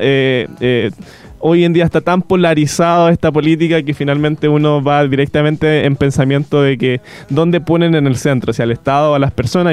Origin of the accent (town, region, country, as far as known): Chile